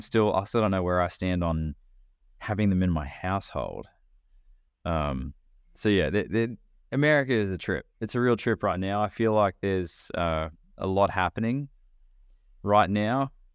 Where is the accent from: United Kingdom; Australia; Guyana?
Australia; moved away as an adult; now in United States; when I was living in Australia, I was twenty, I was twenty-five when I moved